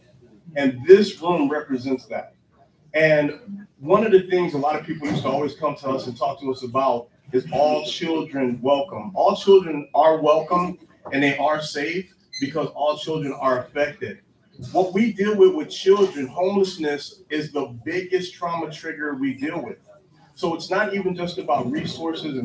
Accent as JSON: {"language": "English", "town": "Miami", "region": "Florida", "country": "United States", "tie": "born or raised there", "moved": "yes", "lives_now": "Ohio, United States", "said": "I was born in Ohio in Fairview Hospital. But since I was 3 years old, I was raised in Florida"}